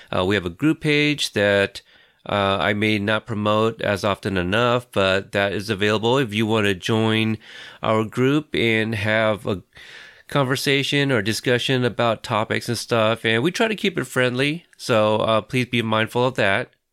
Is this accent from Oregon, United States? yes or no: yes; Portland, Oregon, United States; I am from Portland